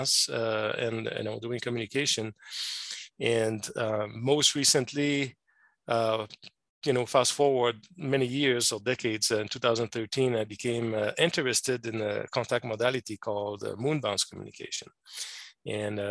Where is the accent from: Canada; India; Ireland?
Canada; Quebec; accent: French Canadian; moved away as an adult; now in Arizona, United States; I'm a French Canadian. I'm originally from Quebec, Canada, the French province of Quebec. That's where mm-hmm. my funny accent is coming from.